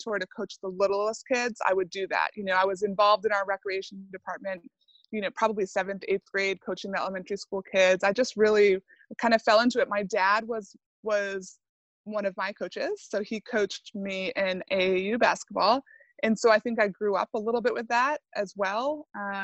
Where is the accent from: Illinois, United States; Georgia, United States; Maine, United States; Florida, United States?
Maine, United States; Southern; moved away as an adult; also born or lived in Vermont / Andover, Massachusetts; I am born and raised in Southern Maine.